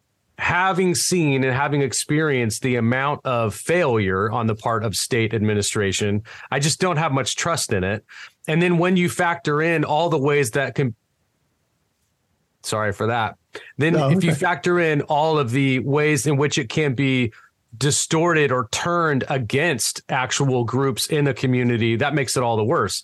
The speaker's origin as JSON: {"language": "English", "region": "California", "country": "United States", "tie": "born or raised there", "moved": "yes", "lives_now": "Tennessee, United States", "said": "growing up in California"}